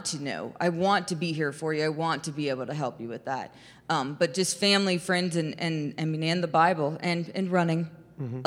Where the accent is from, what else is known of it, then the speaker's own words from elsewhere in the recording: Xenia, Ohio, United States; I'm from Xenia